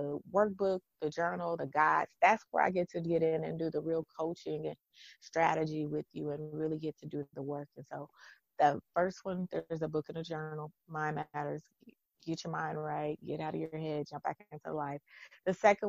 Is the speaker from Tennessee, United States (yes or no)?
no; East Texas, United States; moved away as an adult; also born or lived in Virginia; I'm from East Texas